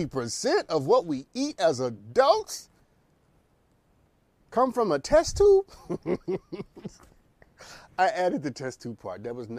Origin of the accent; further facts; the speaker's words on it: United States; I'm an American adult